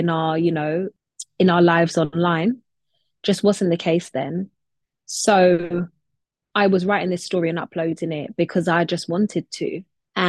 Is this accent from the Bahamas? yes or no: no; London, United Kingdom; I'm in London, where I was born and raised and where I continue to live and work